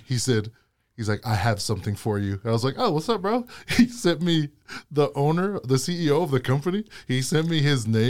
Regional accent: United States; also born or lived in Hawaii / Utah; I grew up in Hawaii and in Utah, and that was, my two worlds combined.

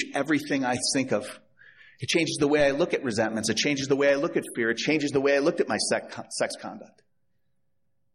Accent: Chicago, Illinois, United States; I'm from Chicago

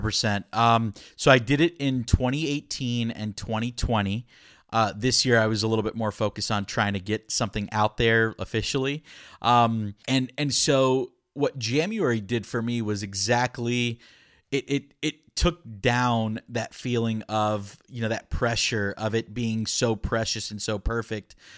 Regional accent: Orlando, Florida, United States; first language Spanish; English is a second language; moved away as an adult; also born or lived in Puerto Rico; now in Austin, United States; I'm originally from Florida, born and raised in Florida, kind of in the Orlando area

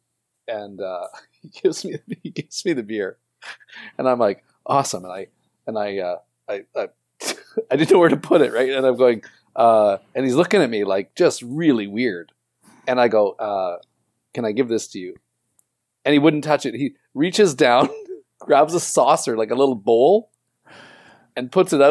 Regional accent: Canada; I said I was from Canada

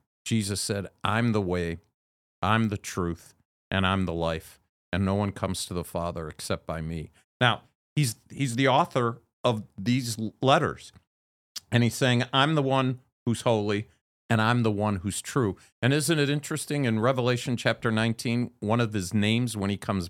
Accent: Chicago, Illinois, United States; now in Philadelphia, United States; I came from Chicago, the windy city, and now I'm coming to Philadelphia.

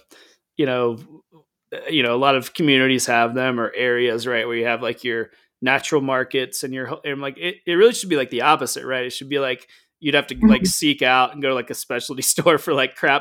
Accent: Southeast, United States; I grew up in the Southeast and that has a very specific kind of food ways

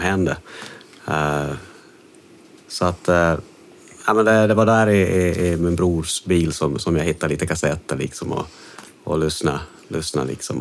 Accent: Jakobstad, Ostrobothnia, Finland; accent: Finland-Swedish; also born or lived in Stockholm, Sweden; now in Sweden; Jag kommer från Kolby, liksom en, en, ja. en, liten by utanför Jakobstad

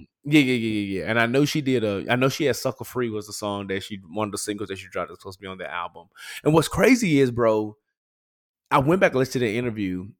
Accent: Memphis, Tennessee, United States; I'm from Memphis

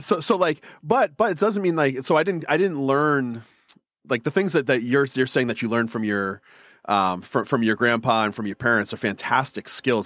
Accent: Northeast, United States; I grew up in the Northeast, so we're culturally Catholic

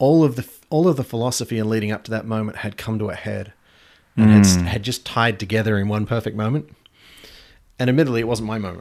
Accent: Geelong, Victoria, Australia; also born or lived in Sydney / Darwin; So I was born just outside of Melbourne.

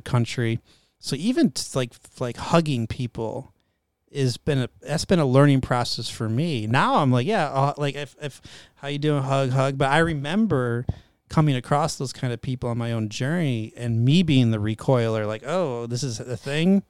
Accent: Northeast, United States; moved away; I'm raised in the Northeast, French Canadian, half French Canadian.

